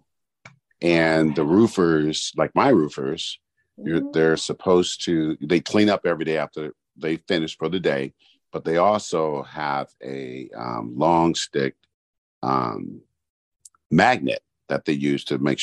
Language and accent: English; Oakland, California, United States; I'm from East Oakland.